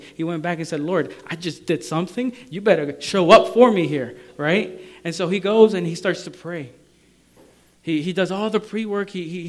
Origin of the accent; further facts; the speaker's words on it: Maryland, United States; And you know, and I come from Maryland.